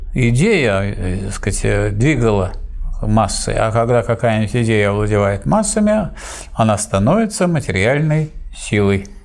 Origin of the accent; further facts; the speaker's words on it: Saint Petersburg, Russia; как ленинградец